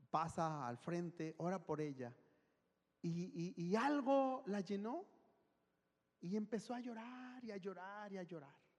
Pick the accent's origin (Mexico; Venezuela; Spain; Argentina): Mexico; Guadalajara, Jalisco; moved away; soy de Guadalajara